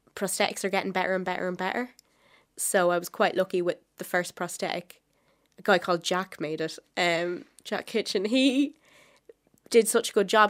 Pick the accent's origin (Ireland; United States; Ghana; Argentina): Ireland; Wexford, Leinster; I am from Wexford